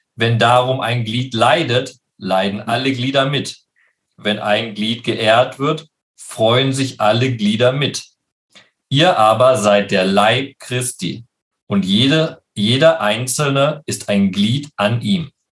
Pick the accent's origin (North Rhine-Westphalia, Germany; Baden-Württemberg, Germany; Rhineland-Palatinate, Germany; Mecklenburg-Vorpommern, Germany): North Rhine-Westphalia, Germany; Leopoldshöhe; moved away as an adult; now in Jerusalem, Israel; in meiner Heimatgemeinde Leopold Leopoldshöhe